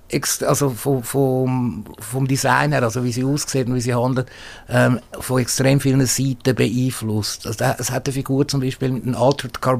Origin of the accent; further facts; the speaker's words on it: Switzerland; als Schweizer Autor musst du zuerst in der Schweiz publizieren, damit äh, im deutschsprachigen Raum überhaupt wirklich ernst genommen wirst.